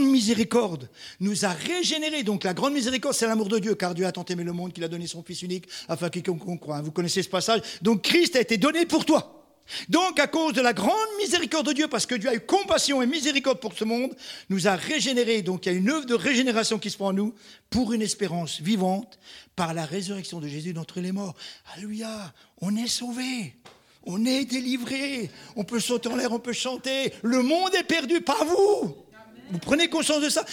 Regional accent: Marseille, Provence-Alpes-Côte d'Azur, France; je suis marseillais

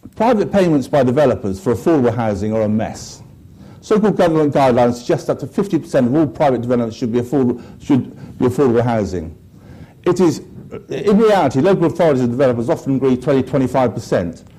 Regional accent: Devon, South West England, United Kingdom; moved away as an adult; also born or lived in Bristol; now in London, United Kingdom; I grew up in the Devon countryside

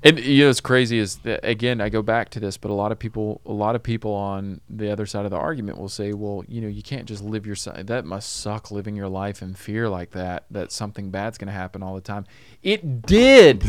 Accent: Tennessee, United States; now in Los Angeles, United States; I'm from Tennessee.

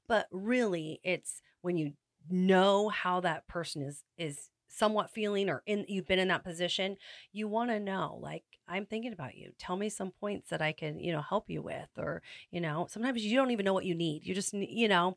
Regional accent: Salinas, California, United States; also born or lived in Santa Maria; I was born and raised in Salinas

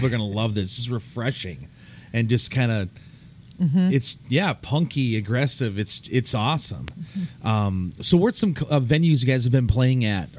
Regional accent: Midwest, United States; I'm from the Midwest

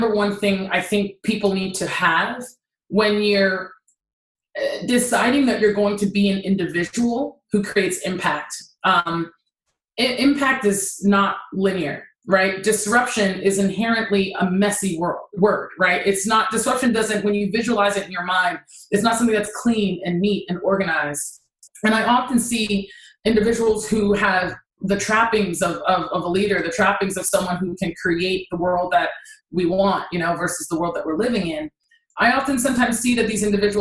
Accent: Nigeria; I'm Nigerian, so I could never just bop out of school

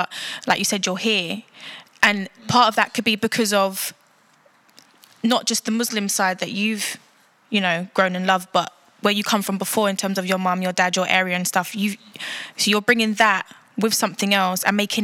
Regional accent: London, United Kingdom; we are both from South London

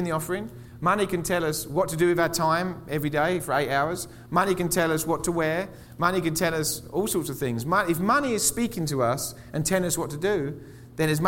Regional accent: England, United Kingdom; moved away as an adult; now in Colorado Springs, United States; I'm from England. In England, they give us the TB vaccination as kids

